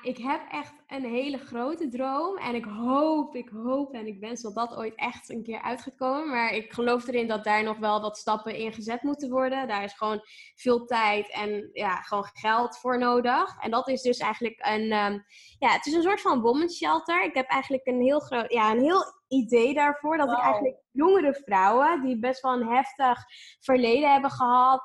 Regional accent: Amsterdam, North Holland, Netherlands; born or raised there

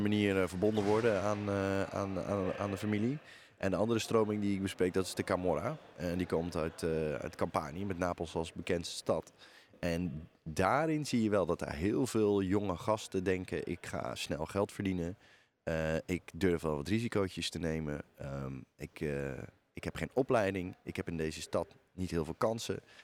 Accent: Netherlands

